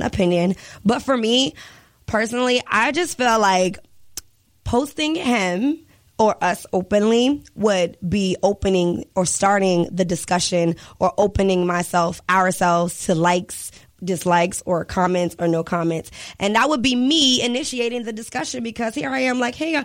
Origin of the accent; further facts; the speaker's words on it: Richmond, United States; I'm still from Richmond